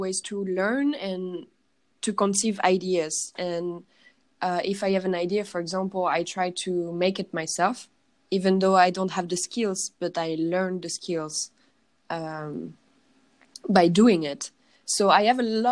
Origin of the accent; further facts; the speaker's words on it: Paris, Île-de-France, France; English is a second language; moved away as an adult; now in Berlin, Germany; I'm from Paris. I grew up in Paris, but I'm Polish from my family